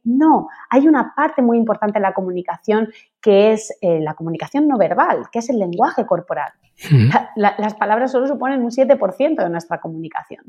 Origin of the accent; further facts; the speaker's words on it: Spain; yo soy española. Mis padres son españoles.